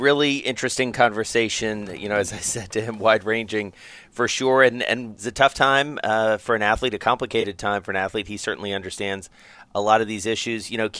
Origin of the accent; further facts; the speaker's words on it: Atlanta, Georgia, United States; my hometown down in Atlanta.